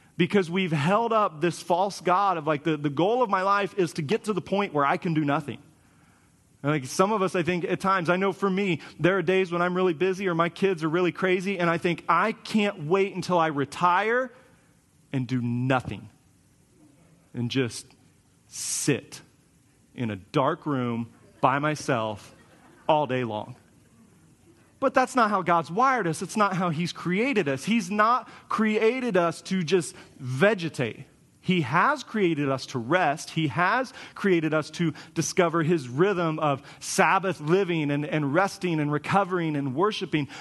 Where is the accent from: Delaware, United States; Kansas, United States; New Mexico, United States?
Kansas, United States; moved away as an adult; I grew up in Kansas, so everything was flat